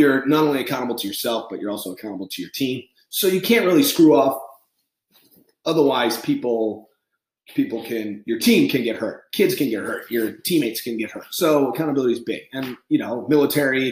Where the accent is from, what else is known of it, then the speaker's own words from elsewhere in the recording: New England, United States; I grew up on the East Coast, I'm from New England, Irish Catholic